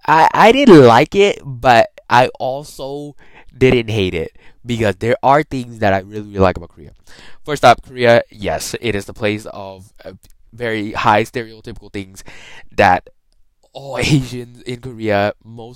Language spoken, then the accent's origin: English; Bangkok, Thailand; now in Georgia, United States; Let's start with my hometown. I am born in Thailand, as you may know. I have talked about it a lot of time. Bangkok, Thailand.